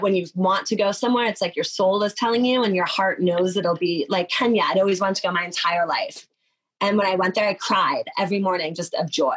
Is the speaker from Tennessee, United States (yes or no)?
no; New Jersey, United States; I'm from New Jersey